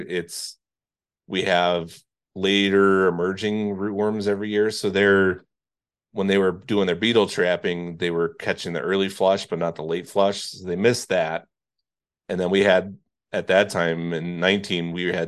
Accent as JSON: {"language": "English", "region": "Indiana", "country": "United States", "tie": "born or raised there", "moved": "yes", "said": "where I grew up in Indiana, so that side of the lake"}